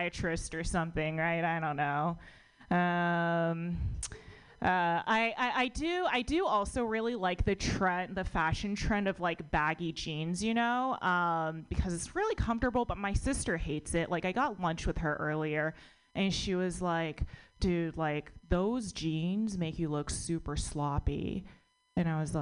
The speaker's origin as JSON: {"language": "English", "country": "United States", "tie": "born or raised there"}